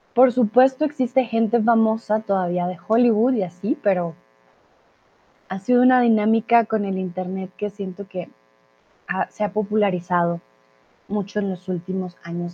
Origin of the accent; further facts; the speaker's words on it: Colombia; also born or lived in Mexico; now in Germany; soy de Colombia